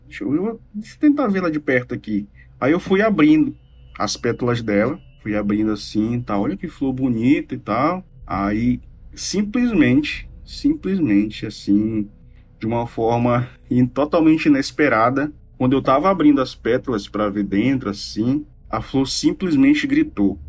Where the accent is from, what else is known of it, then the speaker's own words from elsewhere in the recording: Manaus, Amazonas, Brazil; eu sou aqui de Manaus, Amazonas